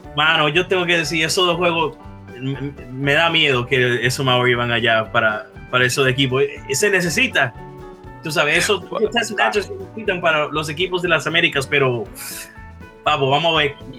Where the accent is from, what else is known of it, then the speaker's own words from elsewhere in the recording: New Orleans, Louisiana, United States; yo soy de Nueva Orleans